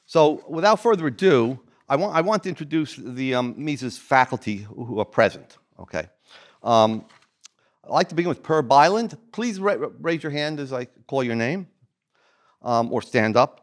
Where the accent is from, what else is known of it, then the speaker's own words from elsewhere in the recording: New Jersey, United States; I'm from New Jersey